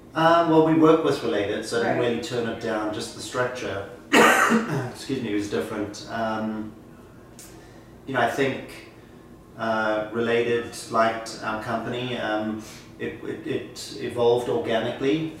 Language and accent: English; Johannesburg, Gauteng, South Africa; moved away as an adult; now in New York City, United States; I was born in Johannesburg, South Africa. I came to the US at the age of 21